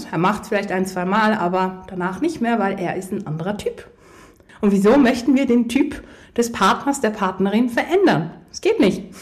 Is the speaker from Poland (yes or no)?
yes; Poland; Ich komme ja aus Polen ursprünglich und hey, Polen, die sind immer sehr herzlich und sehr offen.